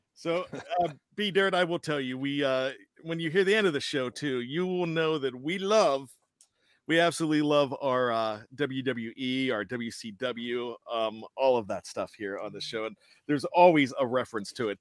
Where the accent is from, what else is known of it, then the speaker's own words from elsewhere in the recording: Pittsburgh, Pennsylvania, United States; accent: Yinzer; my Yinzer accent